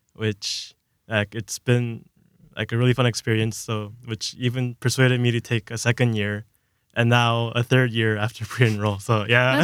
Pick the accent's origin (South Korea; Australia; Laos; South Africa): South Korea; moved away; I'm from Korea, so I've had a background in Korean, kind of, like, just speaking with my parents